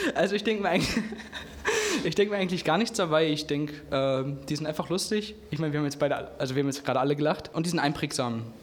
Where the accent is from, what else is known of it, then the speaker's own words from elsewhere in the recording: Herne, North Rhine-Westphalia, Germany; also born or lived in Munich; ich bin in Wanne-Eickel aufgewachsen. Ich habe meine Jugend, meine Kindheit dort verbracht